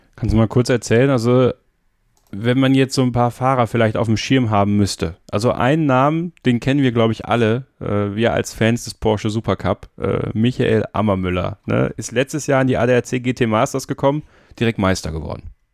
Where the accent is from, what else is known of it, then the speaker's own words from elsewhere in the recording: High Fens, Wallonia, Belgium; ich komme gebürtig aus, äh, aus Belgien, aus dem Hohen Fenn